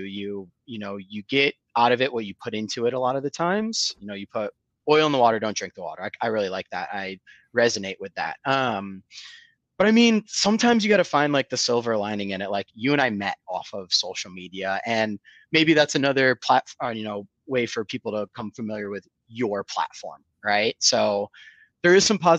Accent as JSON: {"language": "English", "town": "Rochester", "region": "New York", "country": "United States", "tie": "born or raised there", "also_born_or_lived": "Bloomington, Indiana / Chicago / San Diego / Orange County, California", "moved": "as an adult", "lives_now": "Charlotte, United States", "said": "born and raised in upstate New York. I'm from Rochester, New York."}